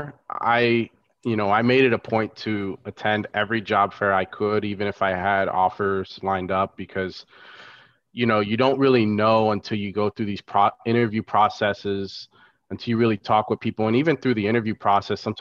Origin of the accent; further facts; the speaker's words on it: Florida, United States; also born or lived in Chicago; I grew up in Florida.